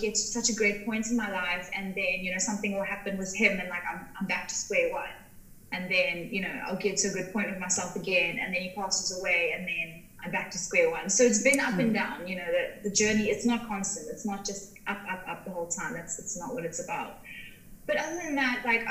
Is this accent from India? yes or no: no; Cape Town, Western Cape, South Africa; also born or lived in Paarl; now in Somerset West, South Africa; I grew up in Cape Town. I moved to like three different areas in South Africa.